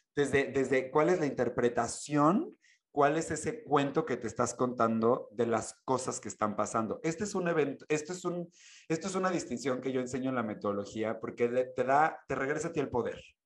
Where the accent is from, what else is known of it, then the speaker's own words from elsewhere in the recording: Mexico; soy mexicano